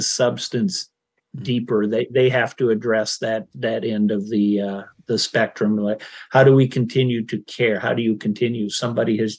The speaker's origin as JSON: {"language": "English", "area": "Iowa and Minnesota", "region": "Midwest", "country": "United States", "tie": "born or raised there", "moved": "yes", "said": "I grew up in Iowa and Minnesota"}